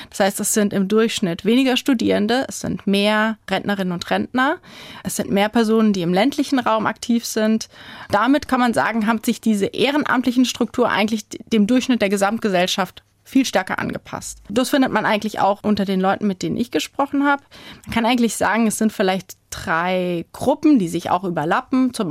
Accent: Rhineland-Palatinate, Germany; also ich komme aus Rheinhessen und habe dorthin Kontakte und Familie, dass in diesen kleinen Dörfern dieses Engagement eben weiter fortbesteht

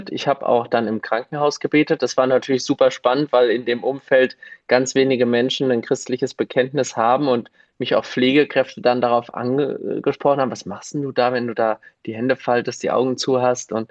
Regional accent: Gelnhausen, Hesse, Germany; Und Vorsteher in Gelnhausen, das mache ich auch ganz gerne, weil es meine Heimatstadt ist.

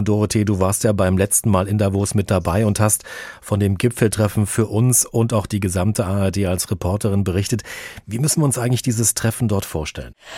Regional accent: Germany; bei uns in Deutschland

